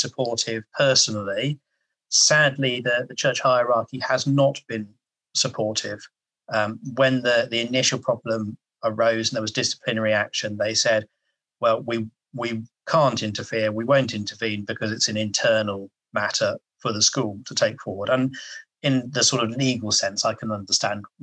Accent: England, United Kingdom; I'm English.

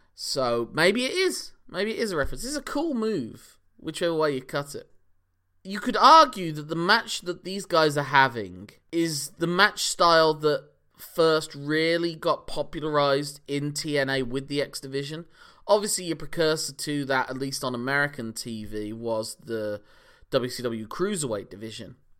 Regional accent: United Kingdom; also born or lived in Ireland; I'm British by way of Ireland.

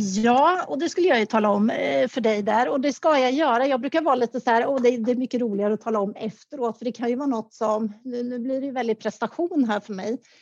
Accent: Karlskoga, Örebro County, Sweden; moved away; i Kaskoga där, där jag kommer ifrån

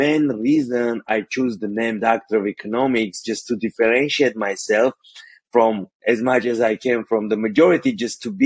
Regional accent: Armenia; first language Armenian; English is a second language; moved away as an adult; now in United States; Growing up, I'm from Armenia, which is post-Soviet country

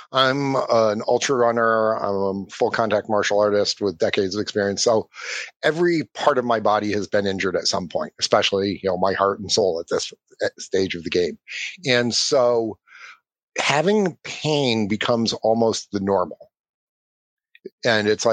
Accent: Ireland; I'm Irish

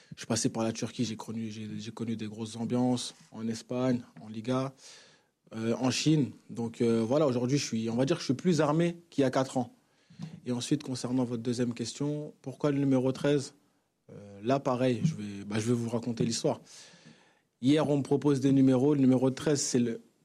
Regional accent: Vitry-sur-Seine, Île-de-France, France; moved away as an adult; also born or lived in Congo; now in Marseille, France; j'ai grandi à Vitry-sur-Seine, donc euh, j'ai grandi ici en France.

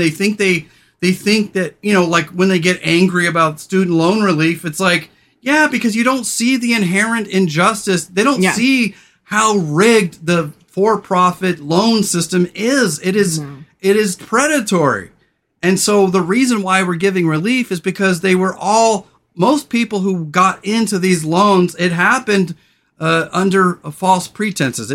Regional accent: Central Coast of California, United States; growing up on the Central Coast of California

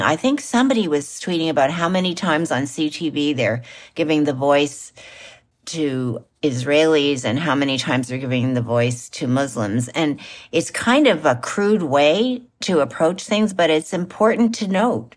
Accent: Canada; just like I'm a Canadian

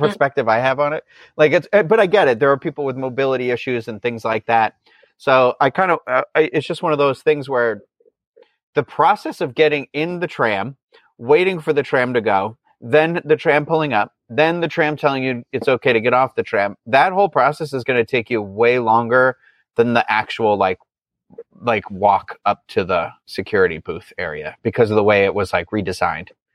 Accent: New England, United States; I'm from New England

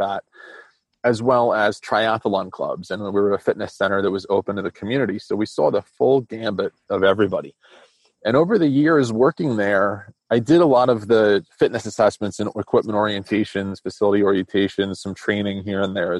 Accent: New Jersey, United States; I grew up in New Jersey in a very rural spot

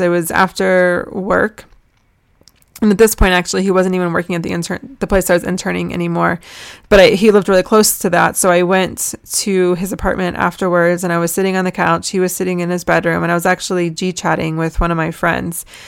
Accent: United States; also born or lived in Jerusalem; I'm American

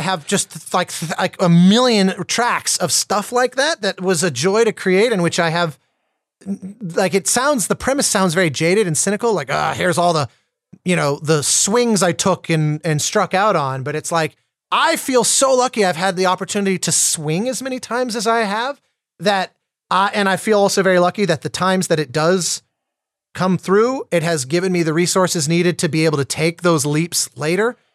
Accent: Colorado, United States; as a kid growing up in Colorado

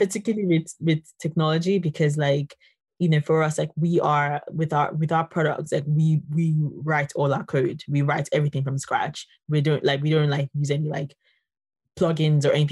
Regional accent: Nigeria; I'm from Nigeria

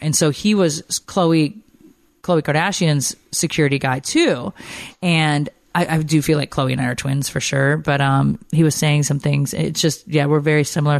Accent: the North, United States; now in Atlanta, United States; I miss the people, I feel like, up north that are just, that I grew up

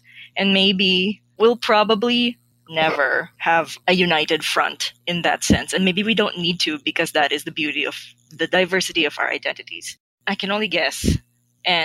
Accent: Philippines; as a Filipino

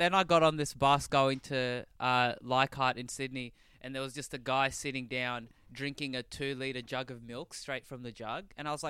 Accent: Addis Ababa, Ethiopia; moved away; I am also from Addis Ababa in Ethiopia.

